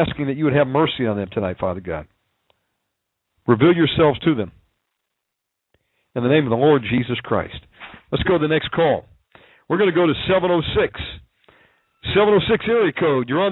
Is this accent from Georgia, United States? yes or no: yes; Georgia, United States; accent: southern; moved away; also born or lived in Texas / Alaska / California / Okinawa; I can judge a southern accent. I was born in Georgia. I'm a redneck